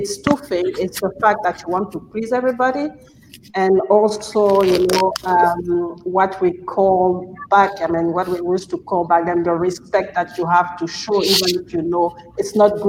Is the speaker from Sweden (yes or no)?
no; Gabon; I'm originally from Gabon